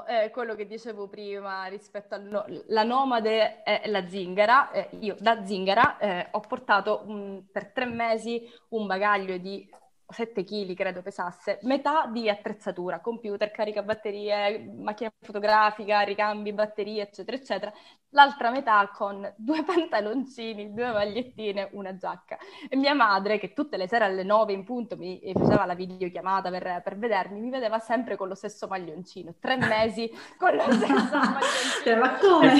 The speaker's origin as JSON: {"language": "Italian", "region": "Sicily", "country": "Italy", "said": "io sono siciliana nel cuore, nel sangue, nell'anima e ovunque, direi, ogni parte di me è siciliana"}